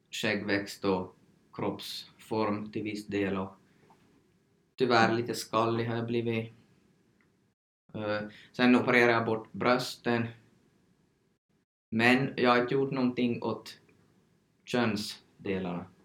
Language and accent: Swedish; Sweden; Så jag har tagit som svensk information, men då går det ju inte helt att applicera här heller på, på oss från Sverige.